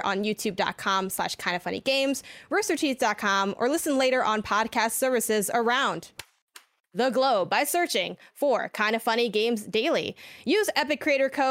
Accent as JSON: {"language": "English", "town": "Chicago", "region": "Illinois", "country": "United States", "moved": "yes", "lives_now": "California, United States", "said": "I'm from Chicago originally"}